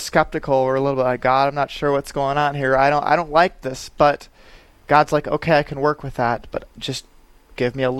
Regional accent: Aberdeen, South Dakota, United States; now in Sioux Falls, United States; my hometown is Aberdeen

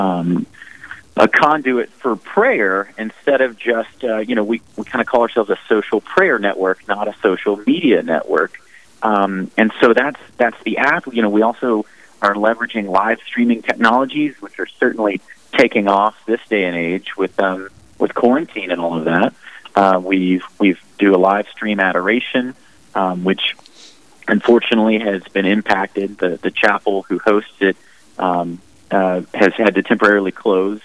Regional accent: Mobile, Alabama, United States; I was born and raised in Mobile, Alabama. I've been an Alabama boy my whole life.

